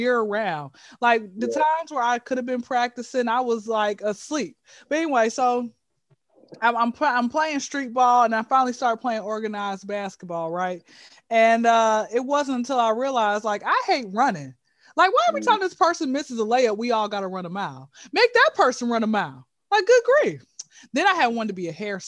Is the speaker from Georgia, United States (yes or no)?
yes; Atlanta, Georgia, United States; born and raised in Hotlanta, ATL, Georgia. All right, been here since I was zero